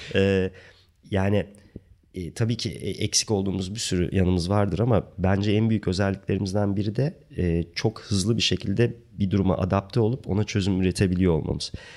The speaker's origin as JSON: {"language": "Turkish", "region": "Ankara", "country": "Turkey", "tie": "born or raised there", "also_born_or_lived": "South Africa", "moved": "as an adult", "said": "Ankara'da e, çok genç yaşta e, ortaokul zamanı beni e, Ankara Resim ve Heykel Müzesi'ne benim resim hocam götürüp"}